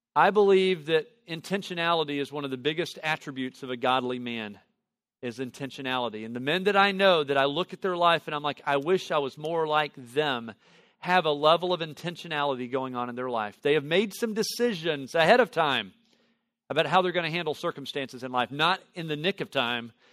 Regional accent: Tennessee Valley, United States; I grew up in the Tennessee Valley area

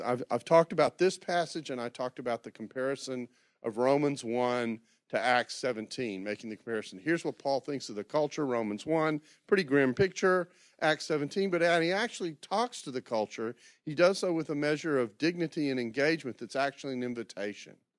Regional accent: Houston, Texas, United States; moved away; I grew up in the Memorial area

